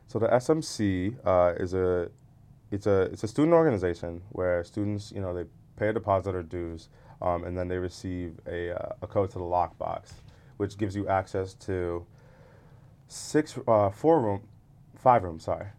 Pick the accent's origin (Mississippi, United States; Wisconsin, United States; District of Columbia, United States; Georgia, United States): Georgia, United States; Atlanta; moved away as an adult; we're from Atlanta